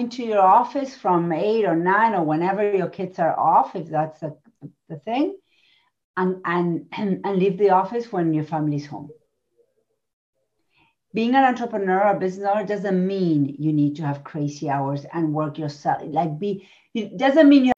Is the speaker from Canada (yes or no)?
no; Argentina; moved away; I come from Argentina. I was raised there.